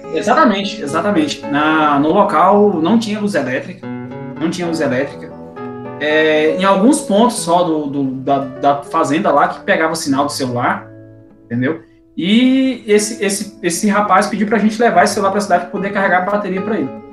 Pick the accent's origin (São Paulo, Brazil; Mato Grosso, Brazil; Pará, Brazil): Mato Grosso, Brazil; Ponte Branca; now in Mineiros, Brazil; eu sou nascido no interior do Mato Grosso, cidadezinha bem pequena, chamada Ponte Branca. Hoje eu tenho residência no estado de Goiás, na cidade de Mineiros